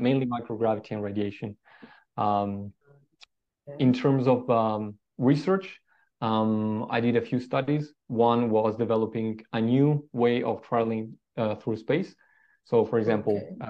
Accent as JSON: {"language": "English", "town": "Trento", "region": "Trentino-Alto Adige", "country": "Italy", "tie": "born or raised there", "said": "I was born in a very small town uh, in the Alps called Trento, uh, next to the Austrian border."}